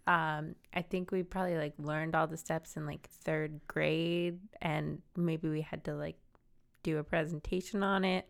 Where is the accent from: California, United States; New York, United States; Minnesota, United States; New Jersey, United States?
New Jersey, United States; I'm from South Jersey